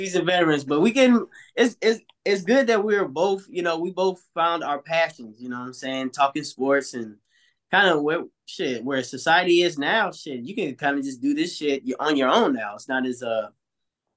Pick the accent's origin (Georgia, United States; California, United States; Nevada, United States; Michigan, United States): Georgia, United States; Atlanta; I was born and raised in Atlanta, Georgia